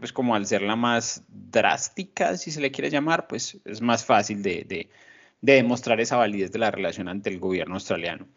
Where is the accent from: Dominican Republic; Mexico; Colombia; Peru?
Colombia; moved away; nosotros como colombianos